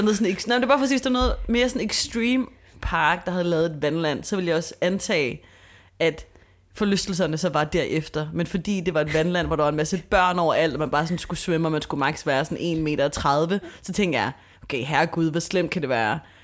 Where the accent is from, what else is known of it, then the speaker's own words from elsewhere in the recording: Copenhagen, Capital Region of Denmark, Denmark; nu er jeg vokset op på Østerbro